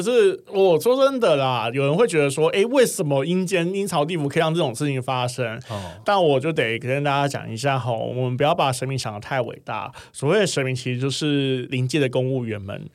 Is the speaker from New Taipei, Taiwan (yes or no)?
yes; Sanchong, New Taipei, Taiwan; also born or lived in Xinzhuang; 因为我小时候也住三重